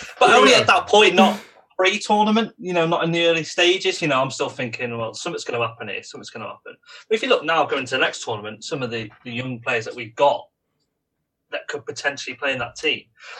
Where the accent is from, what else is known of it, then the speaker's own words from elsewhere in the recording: England, United Kingdom; A lot of English fans think that we're going to win it every year automatically.